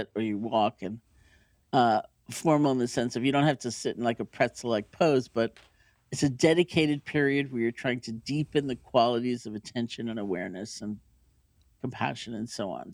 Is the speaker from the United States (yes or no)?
yes; New York City, New York, United States; I grew up in New York City